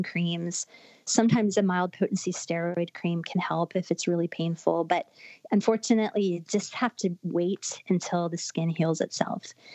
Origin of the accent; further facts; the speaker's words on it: Florida, United States; I grew up in Florida.